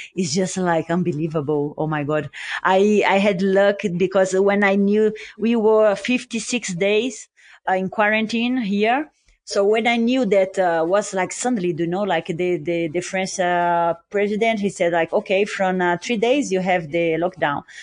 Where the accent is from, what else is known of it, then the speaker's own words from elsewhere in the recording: Brazil; I'm from Brazil